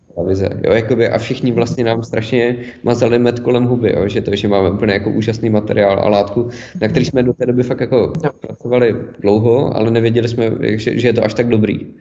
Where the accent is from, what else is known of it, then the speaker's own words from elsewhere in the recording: Ostrava, Moravian-Silesian Region, Czechia; moved away as an adult; also born or lived in Zlín / Prague; jsem se narodil v Ostravě a žil jsem tam 18 let